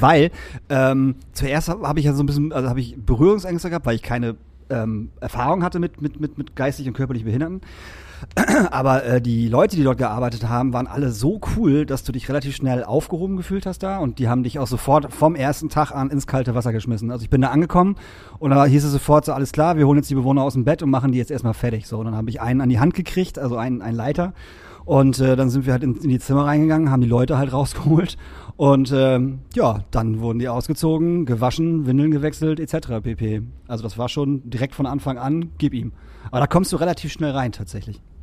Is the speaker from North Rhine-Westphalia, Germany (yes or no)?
no; Emsbüren, Lower Saxony, Germany; also born or lived in Emsdetten; now in Hamburg, Germany; wir haben erst in Emstetten gewohnt, meine Eltern und ich, und sind dann irgendwann nach Emsbüren gezogen